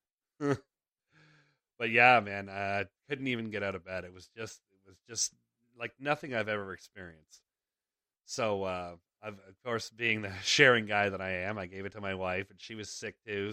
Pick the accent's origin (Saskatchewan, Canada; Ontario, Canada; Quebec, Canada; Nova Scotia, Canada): Ontario, Canada; Toronto; moved away; we grew up in Toronto